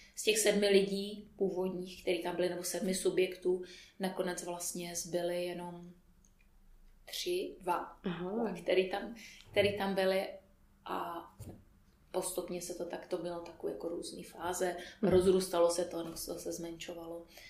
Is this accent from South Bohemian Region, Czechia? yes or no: yes; Písek, South Bohemian Region, Czechia; moved away as an adult; also born or lived in United States; now in Prague, Czechia; Pocházím z Písku, narodila jsem se v Písku, eh, tam jsem běžela hm, asi do, než jsem do maturity